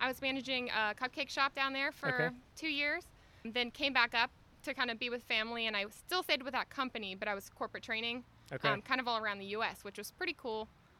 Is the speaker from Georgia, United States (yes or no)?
yes; Georgia, United States; I grew up right in Nacula.